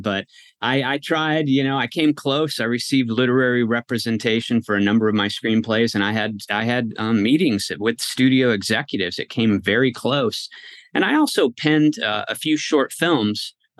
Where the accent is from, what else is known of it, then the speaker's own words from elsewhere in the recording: West Coast, United States; I bounced around a lot as a kid, and I spent most of my years growing up on the West Coast